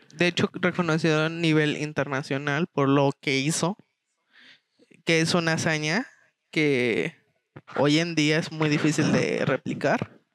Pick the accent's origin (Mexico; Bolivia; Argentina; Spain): Mexico; tú como mexicano